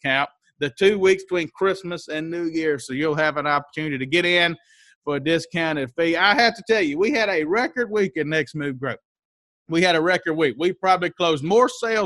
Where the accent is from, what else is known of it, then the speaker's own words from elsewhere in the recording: Mississippi, United States; I grew up in Mississippi